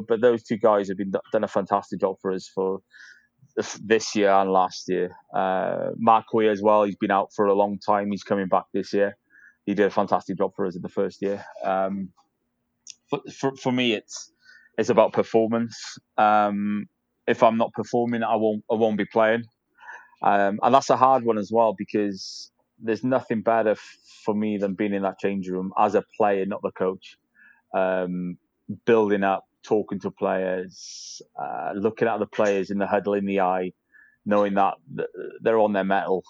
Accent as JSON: {"language": "English", "town": "Caernarfon", "region": "Wales", "country": "United Kingdom", "moved": "yes", "said": "I'm from North Wales, so I, am from a place called Carnarvon"}